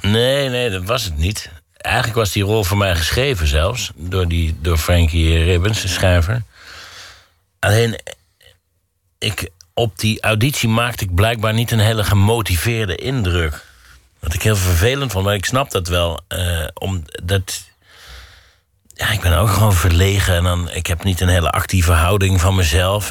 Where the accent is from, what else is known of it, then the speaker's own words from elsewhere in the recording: Mierlo, North Brabant, Netherlands; moved away; waar ik vandaan kom... dat betekent Mierlo faal nooit